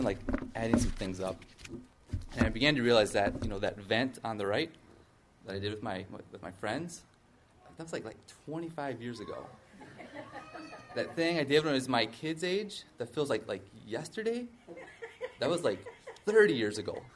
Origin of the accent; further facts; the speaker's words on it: Wausau, Wisconsin, United States; moved away as an adult; also born or lived in Green Bay, Wisconsin; now in Madison, United States; I grew up in the Wausau area